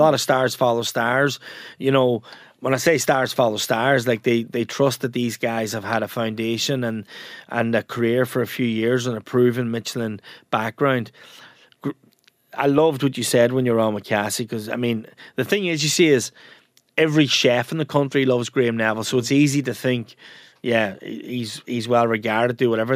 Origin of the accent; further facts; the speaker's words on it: Ramelton, Ulster, Ireland; moved away as an adult; also born or lived in United States; there's a slang term in Ramelton where I come from